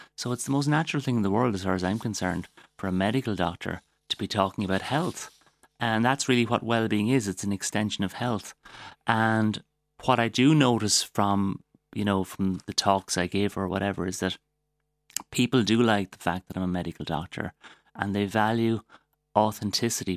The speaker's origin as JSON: {"language": "English", "town": "Waterford", "region": "Munster", "country": "Ireland", "said": "I'm from Waterford. I'm very proud of the place I come from"}